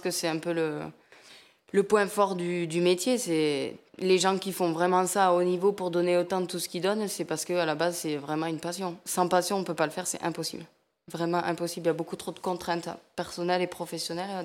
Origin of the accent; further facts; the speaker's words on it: a small village near Lourdes, Occitania, France; accent: south-western; je suis du sud-ouest de la France, un petit village à côté de Lourdes